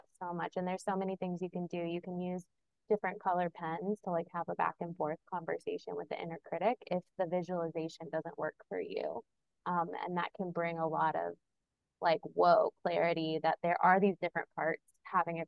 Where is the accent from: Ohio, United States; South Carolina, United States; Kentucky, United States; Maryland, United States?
Kentucky, United States; moved away; the land I was born on in Kentucky